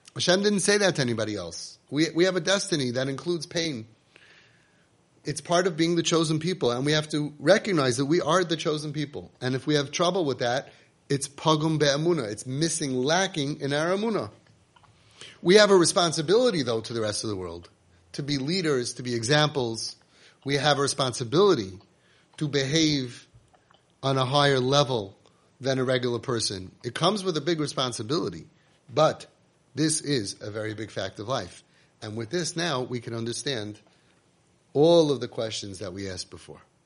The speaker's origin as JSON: {"language": "English", "country": "United States", "tie": "born or raised there", "said": "we grew up in America"}